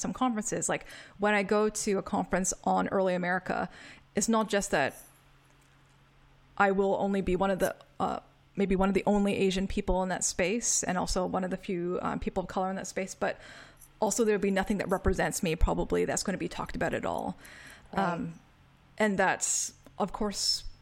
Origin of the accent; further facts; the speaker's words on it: Canada; moved away; growing up. Because in Canada, where I was